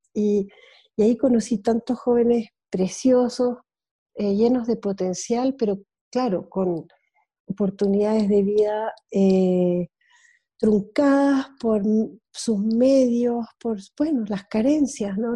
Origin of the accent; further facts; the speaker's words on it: Switzerland; moved away as an adult; also born or lived in Easter Island; me crié en Suiza gran parte de mi infancia y adolescencia y vida de joven adulta